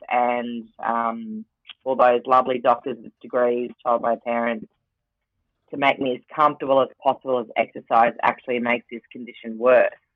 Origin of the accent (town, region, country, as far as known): Rockhampton, Queensland, Australia; now in Brisbane, Australia